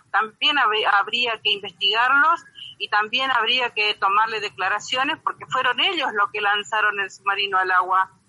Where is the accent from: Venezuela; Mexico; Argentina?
Argentina; yo soy argentina. Antes que nada me pongo la camiseta de Argentina.